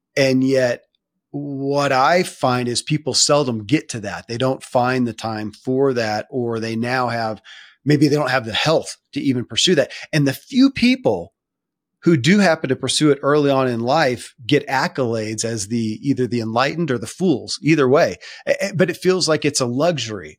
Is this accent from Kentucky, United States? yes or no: yes; Kentucky, United States; born or raised there